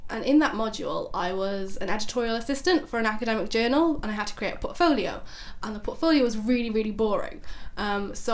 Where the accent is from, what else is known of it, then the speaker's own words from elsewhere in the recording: Barry, Wales, United Kingdom; I'm from Barry